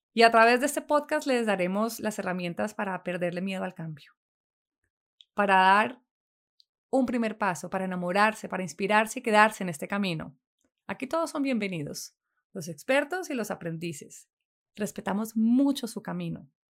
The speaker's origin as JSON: {"language": "Spanish", "town": "Neiva", "region": "Huila", "country": "Colombia", "tie": "born or raised there", "said": "Nací en Neiva, capital del Huila, en Colombia, el 5 de enero de 1979."}